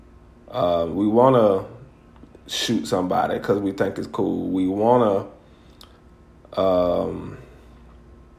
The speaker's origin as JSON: {"language": "English", "town": "Greenville", "region": "Alabama", "country": "United States", "tie": "born or raised there", "lives_now": "Montgomery, United States", "said": "my hometown of Greenville"}